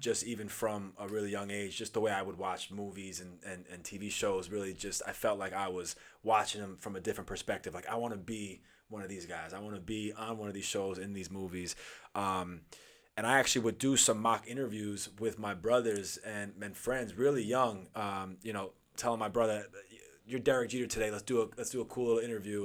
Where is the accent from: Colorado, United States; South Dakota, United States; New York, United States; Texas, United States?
New York, United States; Huntington; also born or lived in Los Angeles, California; I'm from Huntington